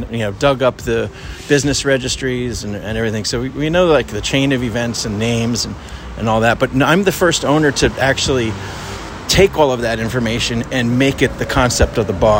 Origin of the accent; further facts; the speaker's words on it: New Jersey, United States; now in San Francisco, United States; I'm from New Jersey, and so I get a lot of East Coasters come